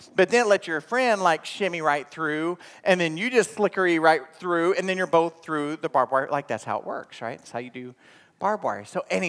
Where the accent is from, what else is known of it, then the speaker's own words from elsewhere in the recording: Inola, Oklahoma, United States; From about the age of 5 on, I grew up in Oklahoma. And the town I graduated from is Inola, Oklahoma.